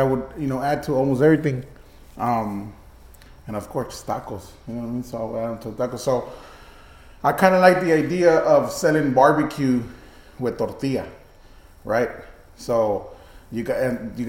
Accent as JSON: {"language": "English", "town": "Brownsville", "region": "Texas", "country": "United States", "moved": "yes", "lives_now": "Houston, United States", "said": "I'm from the Valley. I'm from Brownsville, Texas. So all my family is over there"}